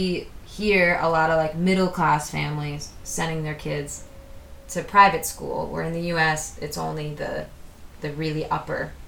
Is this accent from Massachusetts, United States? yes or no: yes; suburbs of Boston, Massachusetts, United States; I grew up in the suburbs of Boston.